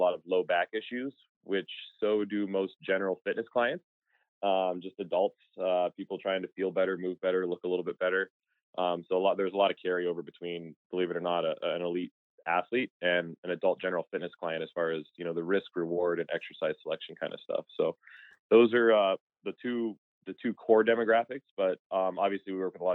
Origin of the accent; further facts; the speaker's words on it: Midwest, United States; moved away as an adult; also born or lived in Arizona; Growing up in the Midwest